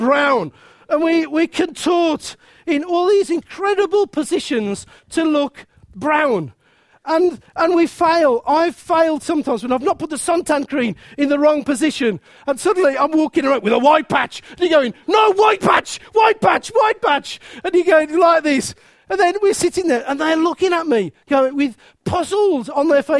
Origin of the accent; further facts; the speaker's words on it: Midlands, United Kingdom; accent: Midland; my Midland accent